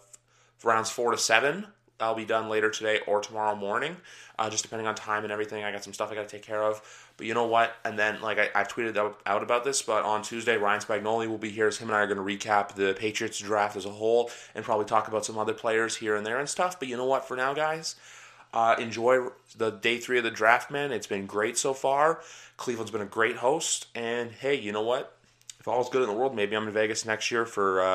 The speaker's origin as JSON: {"language": "English", "country": "Canada", "said": "I'm just a Canadian guy"}